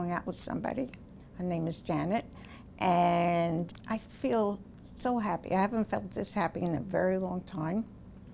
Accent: Bellmore, New York, United States; I grew up on Long Island in Belmore, which is on the South Shore

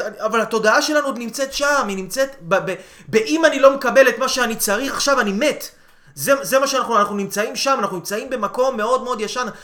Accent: Israel

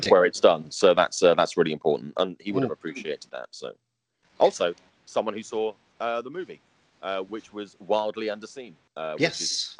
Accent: United Kingdom; accent: British; moved away as an adult; now in United States; I've been here for a number of years now, but I've never. In fact, actually, I think my British accent has got stronger since I've been here.

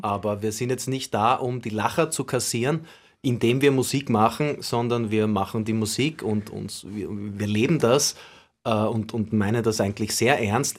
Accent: Vienna, Austria; ich bin nicht nur im Villenviertel aufgewachsen und groß geworden

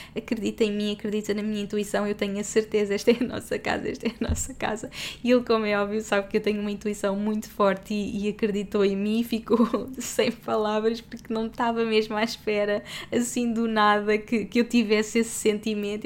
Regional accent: Portugal; moved away as an adult; sou portuguesa

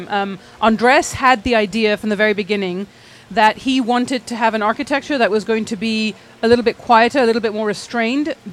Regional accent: Lebanon; also born or lived in England / Abu Dhabi / Jordan / Saudi Arabia; So we were born in England and we grew up in the Middle East, in Lebanon, in Abu Dhabi, in Jordan, in Saudi Arabia.

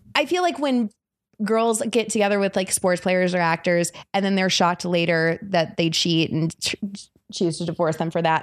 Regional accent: South Florida, United States; moved away as an adult; also born or lived in Tallahassee, Florida / Seattle, Washington; now in Los Angeles, United States; I grew up in South Florida

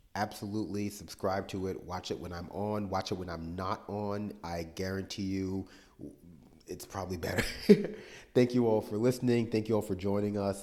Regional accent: New York City, New York, United States; I was born and raised in New York City.

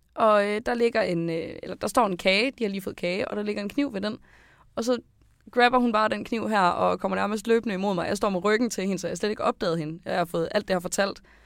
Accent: Skive, Central Denmark Region, Denmark; jeg er 22 år gammel, jeg kommer fra Skive

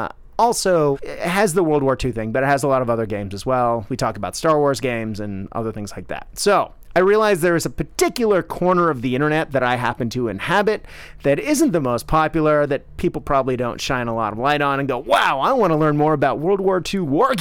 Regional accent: Boston, Massachusetts, United States; also born or lived in Tokyo, Japan / New Orleans / Australia; No, I am from the great city of Boston, but I grew up in Tokyo, and I spent 10 years in New Orleans, enough time in D.C. to have a healthy disrespect for politics, and then, 13 years in the land down under

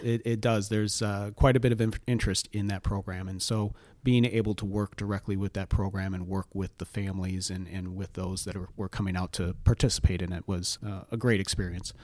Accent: Rock Island, Illinois, United States; that's my hometown

